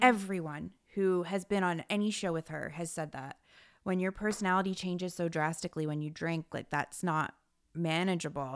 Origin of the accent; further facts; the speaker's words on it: New Jersey, United States; I'm from Jersey